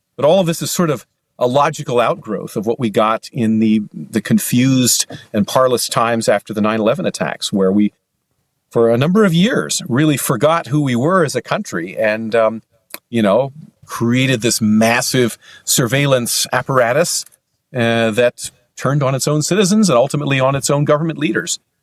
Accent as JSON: {"language": "English", "region": "Pennsylvania", "country": "United States", "tie": "born or raised there", "moved": "yes", "lives_now": "Wisconsin, United States", "said": "Pennsylvania, which is actually my home state. although I now live in Wisconsin"}